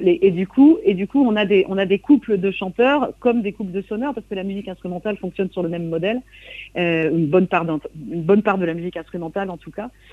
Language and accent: French; coastal Trégor, Brittany, France; je viens du Trégor côtier